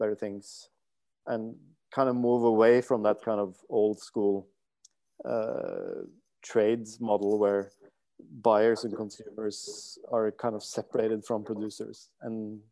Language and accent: English; Norway; I'm a guy from Norway, from the middle class in Norway